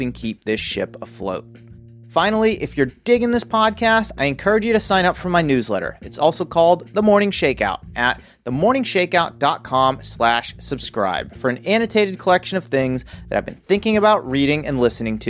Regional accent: Worcester, Massachusetts, United States; now in California, United States; I grew up in Worcester, Massachusetts. Now I live in California.

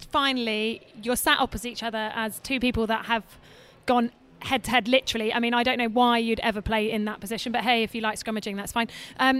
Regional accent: Oxford, South East England, United Kingdom; my dad's got blue, so I'm from Oxford

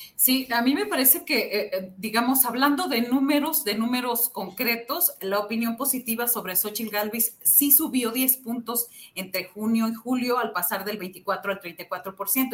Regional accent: Xicoténcatl, Tamaulipas, Mexico; somos los dos de Jicotencatamaulipas, Tamaulipas, un, municipio muy pequeño

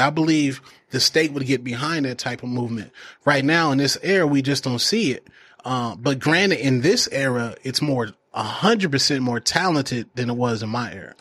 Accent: Phoenix, Arizona, United States; also born or lived in Denver, Colorado; I was uh, raised in Maryvale, West Phoenix.

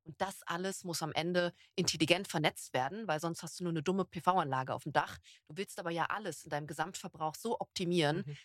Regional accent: Berlin, Germany; now in Stuttgart, Germany; Ich bin Berlinerin

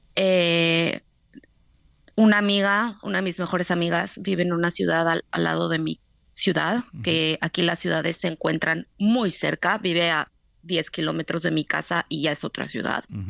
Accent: Mexico; now in Tel Aviv, Israel; Somos, somos mexicanos

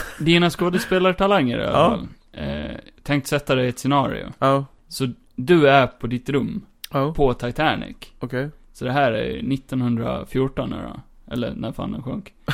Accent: Skåne, Sweden; Jag är skåning.

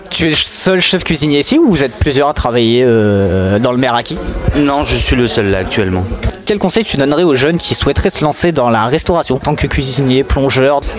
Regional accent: Spain; now in Montpellier, France; je suis originaire d'Espagne.

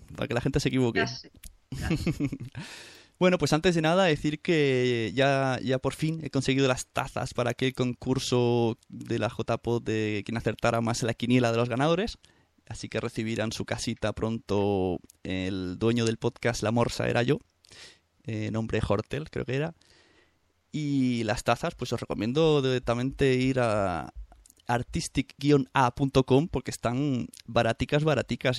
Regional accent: Santa Coloma, Catalonia, Spain

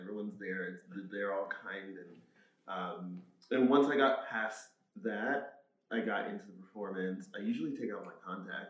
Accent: Orangeburg, South Carolina, United States; Born and raised, Orangeburg, South Carolina. It's a small town.

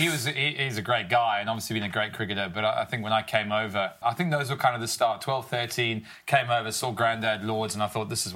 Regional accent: Durban, KwaZulu-Natal, South Africa; moved away; also born or lived in London; I grew up in that sort of environment, you know, close to the beach, you know, hot summer, sun

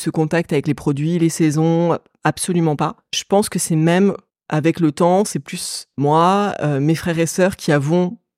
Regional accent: Paris, Île-de-France, France; De Paris. Je suis une parisienne. Ah. Je suis née à Paris. J'ai toujours vécu à Paris.

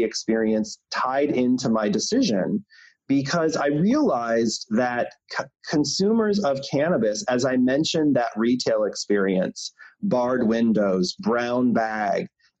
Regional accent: Michigan, United States; I grew up in Michigan in a small town.

